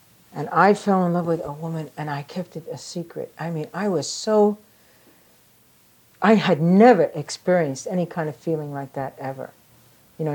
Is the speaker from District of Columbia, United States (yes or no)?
no; New York City, New York, United States; accent: New York; also born or lived in Staten Island, New York; Growing up in the Bronx and on the streets of the Bronx